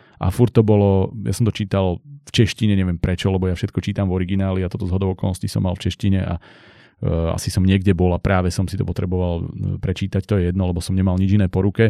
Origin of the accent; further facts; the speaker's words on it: central Slovakia, Slovakia; ja som zo stredného Slovenska